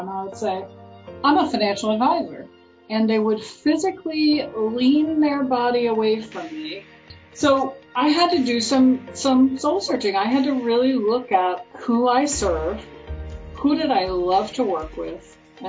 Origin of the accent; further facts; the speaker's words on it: Virginia, United States; So I'm originally from Virginia.